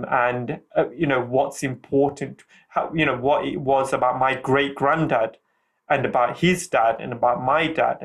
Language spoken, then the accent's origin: English; United Kingdom; I'm from an Indian background. So my Indian culture is very strong. But then I have a British culture as well, because I'm born here